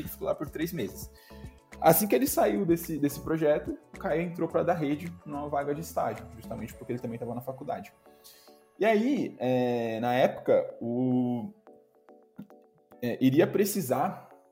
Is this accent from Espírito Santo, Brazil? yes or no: no; Itapevi, São Paulo, Brazil; also born or lived in São Roque / Itaquaquecetuba; Ambos somos de Tapivi